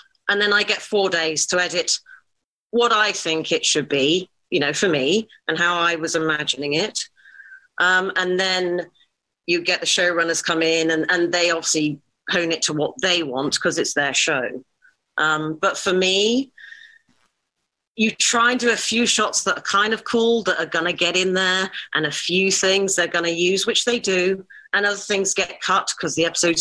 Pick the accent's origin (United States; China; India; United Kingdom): United Kingdom; England; as an English white woman